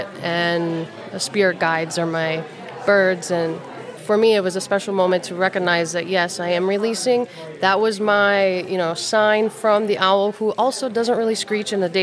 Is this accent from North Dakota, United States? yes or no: yes; North Dakota, United States; moved away; I grew up in North Dakota, waterfowl country